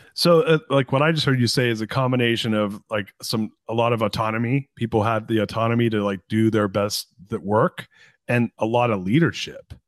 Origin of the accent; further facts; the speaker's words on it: Anaheim, California, United States; I grew up in Anaheim. I was born in Anaheim, and I grew up in Orange County